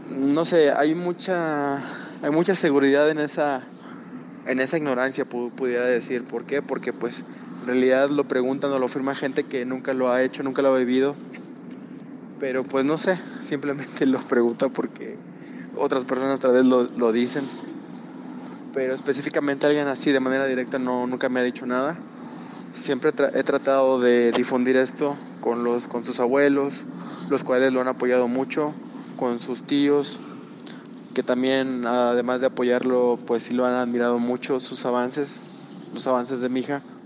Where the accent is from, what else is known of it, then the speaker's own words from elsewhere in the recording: Tampico, Tamaulipas, Mexico; moved away as an adult; now in Mexico City, Mexico; nosotros somos originarios de Tampico, está en el norte de México, pero vivimos en la Ciudad de México desde hace ah, como seis, ya casi siete años